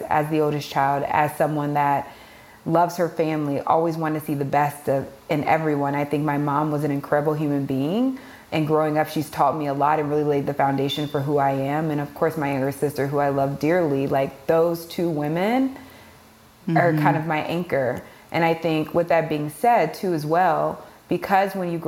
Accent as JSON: {"language": "English", "town": "Kansas City", "region": "Missouri", "country": "United States", "tie": "born or raised there", "said": "I'm originally from Kansas City, Missouri"}